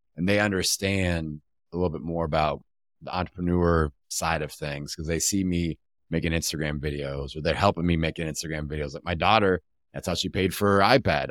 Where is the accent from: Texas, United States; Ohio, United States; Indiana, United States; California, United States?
Indiana, United States; Bloomington; my hometown back in, uh, Bloomington, Indiana